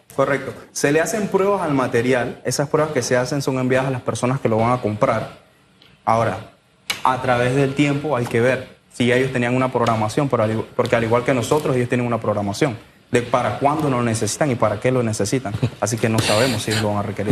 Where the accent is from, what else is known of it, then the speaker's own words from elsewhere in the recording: Penonomé, Coclé, Panama; yo soy de Penonomé, del área de los jugueros